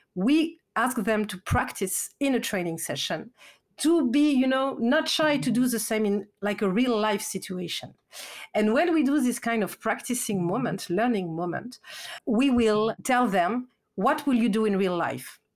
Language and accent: English; France; accent: French; English is a second language; my accent, I'm French.